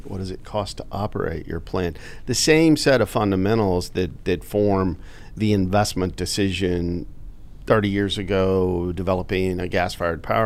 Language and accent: English; Pecos, Texas, United States; I was born in Pecos, Texas, which is in Reeves County in the middle of the Delaware Basin. And I grew up as a young child during the sort of the birth of the natural gas industry.